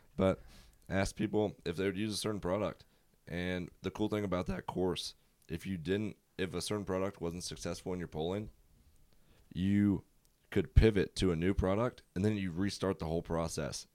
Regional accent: Prince George, Virginia, United States; I'm from Prince George, Virginia. It's a small town, about forty-five minutes south of Richmond.

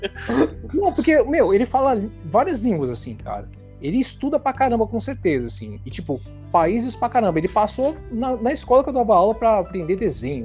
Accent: São Paulo, Brazil; sou, sou de São Paulo

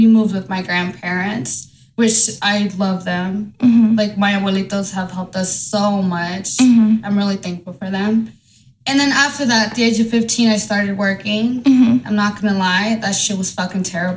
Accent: Marshalltown, Iowa, United States; also born or lived in Santa Paula, California; I was born in Santa Paula, California, but then shortly, of course, moved over here to Marshalltown, Iowa

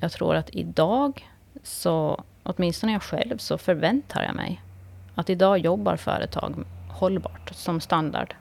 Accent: Kvarnbo, Åland Islands; jag är född och uppvuxen i Kvarnbo

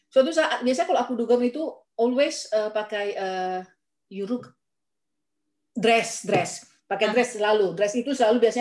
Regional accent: North Sumatra, Indonesia; Kita orang Sumatera lah, Sumatera atau Jawa.

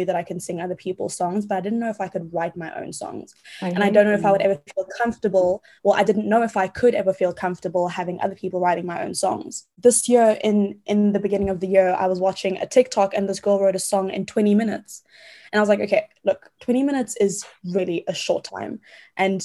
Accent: Johannesburg, Gauteng, South Africa; moved away as an adult; also born or lived in London, United Kingdom; So I'm from Johannesburg, South Africa. I've grown up here my whole life.

